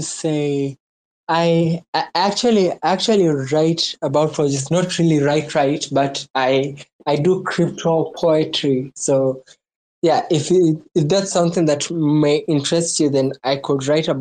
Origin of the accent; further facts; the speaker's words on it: Kenya; I'm from Kenya. That's in Africa. Yeah, I'm from Kenya.